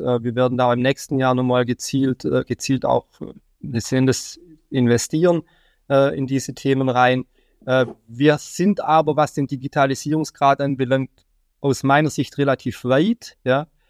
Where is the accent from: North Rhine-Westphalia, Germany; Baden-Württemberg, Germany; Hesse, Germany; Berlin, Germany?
Baden-Württemberg, Germany; now in Mainz, Germany; ich komme ursprünglich aus Baden-Württemberg